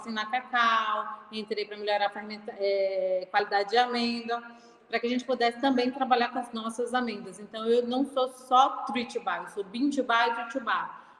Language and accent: Portuguese; Ilhéus, Bahia, Brazil; moved away as an adult; É, eu sou de Ilhéus, né? Terra do cacau. Sou de família de cacauicultor. Então, eu nasci nas fazendas de cacau, praticamente.